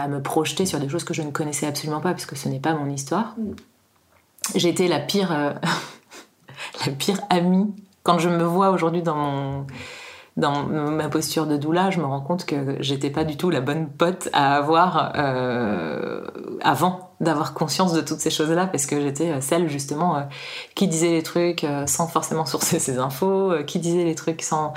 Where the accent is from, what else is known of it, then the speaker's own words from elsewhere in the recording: Paris, Île-de-France, France; moved away as an adult; now in Annecy, France; Je suis à Annecy depuis euh, une dizaine d'années maintenant et euh, je viens de Paris. Euh, j'y ai beaucoup vécu